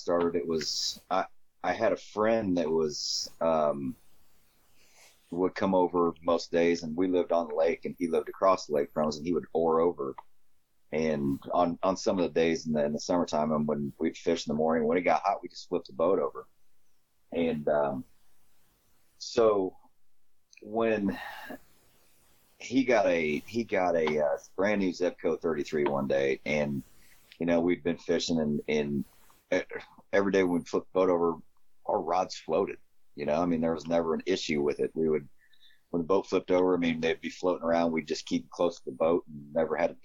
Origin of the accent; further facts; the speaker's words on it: Glasford, Illinois, United States; also born or lived in Mapleton, Illinois / Kingston Mines, Illinois; I'm from Illinois. I'm from a little town called Glassford, Illinois. Glassford, Mapleton, Kingston Mines. I'm actually from all three